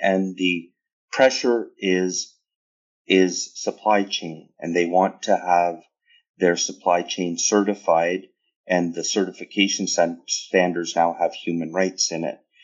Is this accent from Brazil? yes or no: no; Canada; as a Canadian